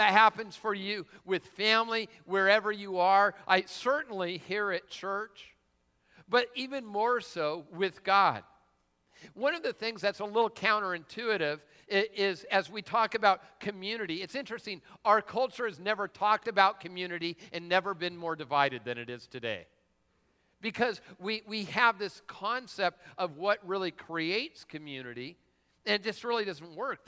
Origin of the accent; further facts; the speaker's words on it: Lakewood, United States; I'm from Lakewood